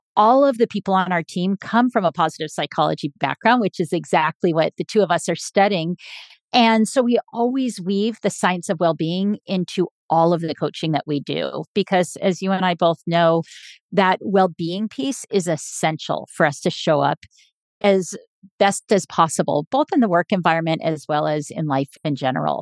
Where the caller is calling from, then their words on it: San Diego, California, United States; I am calling in from San Diego, California